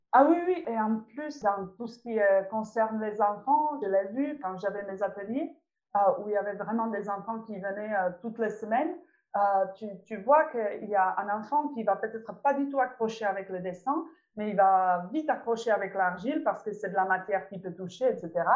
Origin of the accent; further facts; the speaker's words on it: Czechia; French is a second language; moved away as an adult; now in France; je, suis née et j'ai grandi en République tchèque